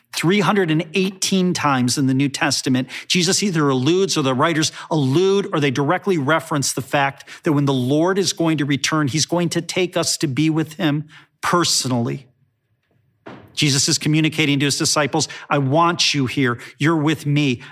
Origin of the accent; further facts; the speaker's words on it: Chicago, Illinois, United States; growing up in Chicago